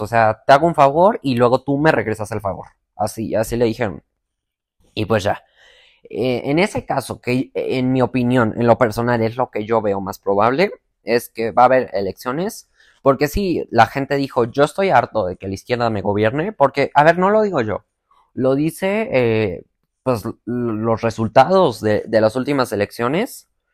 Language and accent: Spanish; Mexico; Yo actualmente vivo en México, soy mexicano